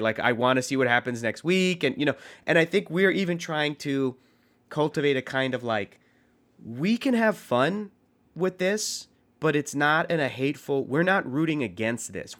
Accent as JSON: {"language": "English", "town": "San Diego", "region": "California", "country": "United States", "tie": "born or raised there", "said": "I grew up in San Diego"}